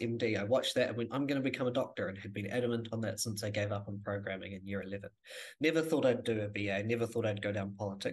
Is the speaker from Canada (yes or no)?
no; Rangiora, Canterbury, New Zealand; moved away as an adult; also born or lived in Christchurch; now in Dunedin, New Zealand; Born and raised in Christchurch, moved out to Rangiora, just north of Christchurch, when I was 9